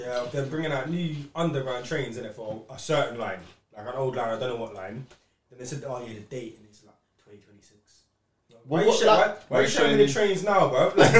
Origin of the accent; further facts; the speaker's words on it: Essex, East of England, United Kingdom; Obviously, we grew up here in Essex